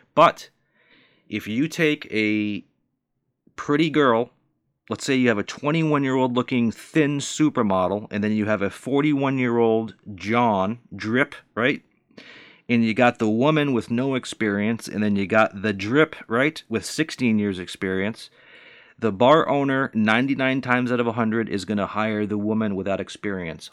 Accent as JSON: {"language": "English", "region": "Northeast United States", "country": "United States", "tie": "born or raised there", "also_born_or_lived": "Southern United States", "said": "I was raised and born in the Northeast United States"}